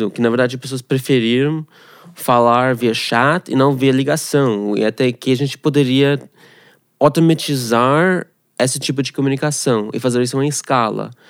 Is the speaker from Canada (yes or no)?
yes; Canada; Portuguese is a second language; moved away as an adult; also born or lived in Moscow, Russia / Ghana; now in Brazil; Eu nasci na Rússia, em Moscou. A, a família saiu quase tipo refugiado para Canadá. Uh, cresci lá no Canadá, sou canadense.